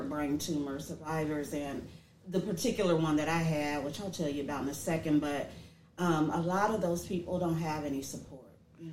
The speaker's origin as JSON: {"language": "English", "town": "Dayton", "region": "Ohio", "country": "United States", "tie": "born or raised there", "also_born_or_lived": "Georgia", "moved": "as an adult", "said": "I am actually born and raised here in Dayton, Ohio."}